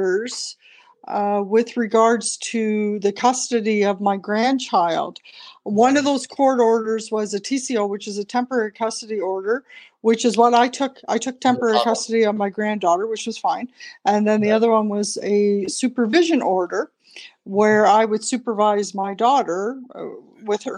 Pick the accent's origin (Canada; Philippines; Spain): Canada; a small town north of Toronto, Ontario; moved away as an adult; also born or lived in Banff, Alberta; I was born in Canada in a small town north of Toronto. And I went to Catholic school when I was growing up